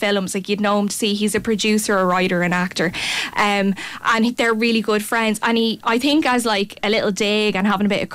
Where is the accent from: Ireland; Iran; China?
Ireland; as Irish people, we only know to make fun of each other